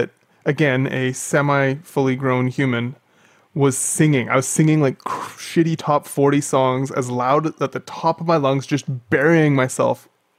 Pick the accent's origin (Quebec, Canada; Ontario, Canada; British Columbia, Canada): British Columbia, Canada; hometown near Mount Kobau; moved away; back in my hometown one year from the floor of the valley up to, so it's called Mount Kobau